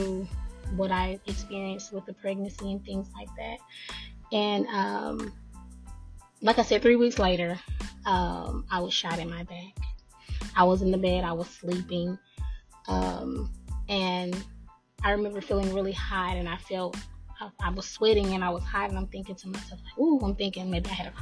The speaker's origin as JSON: {"language": "English", "town": "Nashville", "region": "Tennessee", "country": "United States", "said": "I'm from Nashville, Tennessee."}